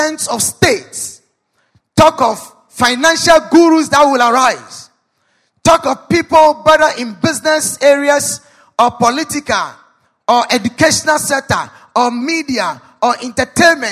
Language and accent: English; Ghana; as a Ghanaian